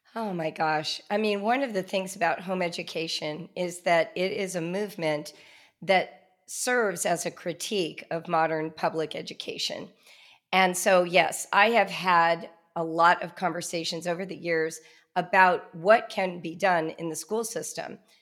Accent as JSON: {"language": "English", "region": "Southern California", "country": "United States", "tie": "born or raised there", "said": "I grew up in Southern California in the nineteen seventies"}